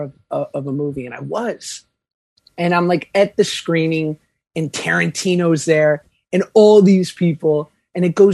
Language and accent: English; New York, United States; I'm from New York.